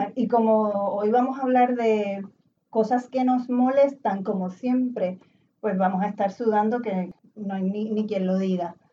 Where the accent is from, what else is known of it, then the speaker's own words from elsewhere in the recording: Puerto Rico; moved away as an adult; also born or lived in New York, United States; yo me fui de Puerto Rico en 2002 viví en Estados Unidos, regresé cuatro años después